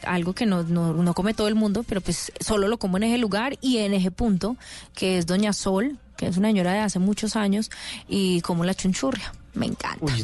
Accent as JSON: {"language": "Spanish", "area": "Paisa", "region": "Antioquia", "country": "Colombia", "said": "yo soy muy paisa"}